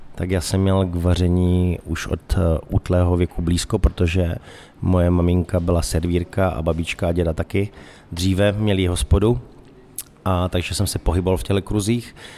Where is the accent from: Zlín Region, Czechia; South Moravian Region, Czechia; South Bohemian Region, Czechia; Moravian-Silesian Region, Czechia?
Zlín Region, Czechia; Moravian Wallachia; moved away; já jsem hlavně z Valašska